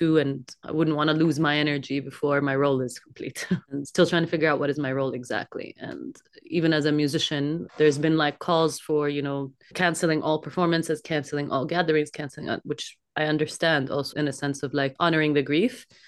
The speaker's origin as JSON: {"language": "English", "country": "Kuwait", "tie": "born there", "also_born_or_lived": "Jordan / Canada", "said": "I was born in Kuwait, and then in 1990, we experienced the war with Iraq, so we fled to Jordan, and then I also had 10 years in which I lived in Canada."}